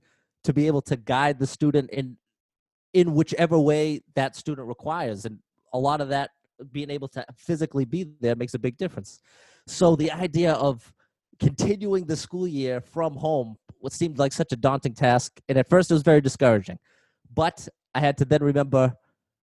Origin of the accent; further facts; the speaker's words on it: Haverhill, Massachusetts, United States; also born or lived in Methuen, Massachusetts; I'm actually from Haverhill, Massachusetts, but now I'm working in Methuen, Massachusetts